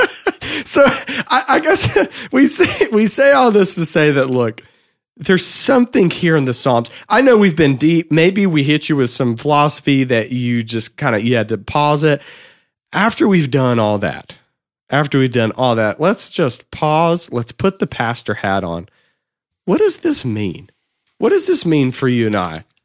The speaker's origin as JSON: {"language": "English", "town": "Anderson", "region": "South Carolina", "country": "United States", "said": "I'm from Anderson, South Carolina"}